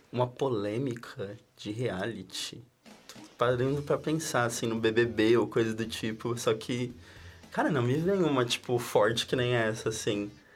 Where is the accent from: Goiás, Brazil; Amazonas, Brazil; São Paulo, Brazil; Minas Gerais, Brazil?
São Paulo, Brazil; now in Florianópolis, Brazil; eu sou de São Paulo, capital, eu tenho 22 anos.